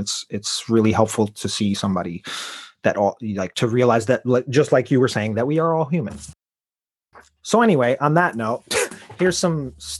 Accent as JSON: {"language": "English", "town": "Chicago", "region": "Illinois", "country": "United States", "said": "I'm from Chicago."}